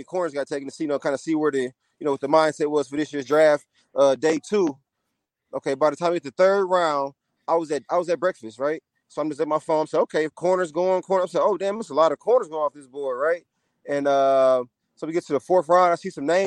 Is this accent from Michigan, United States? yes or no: yes; Michigan, United States; we're from Michigan